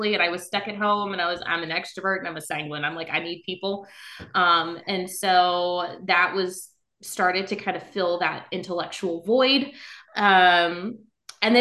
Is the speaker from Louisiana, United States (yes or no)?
yes; South Louisiana, United States; now in Northern Virginia, United States; I'm originally from South Louisiana